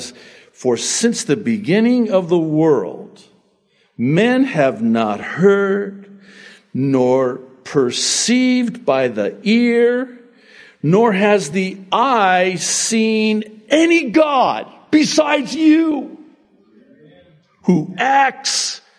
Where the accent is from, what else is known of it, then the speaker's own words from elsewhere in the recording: United States; also born or lived in Beirut, Lebanon; I was born in Beirut, Lebanon, to my Egyptian father and my Arab mother, and we immigrated legally, of course, to America when I was 9 months old, 1963.